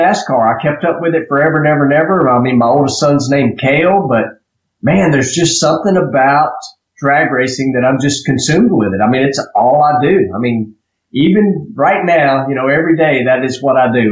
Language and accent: English; Drummonds, Tennessee, United States; I grew up in Drummond's, Tennessee. I still live in Drummond's, Tennessee